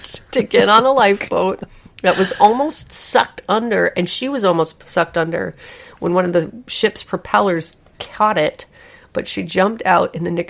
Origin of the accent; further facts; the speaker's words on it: England, United Kingdom; If I'm with a stranger, I don't try to find a connection with them because I'm English.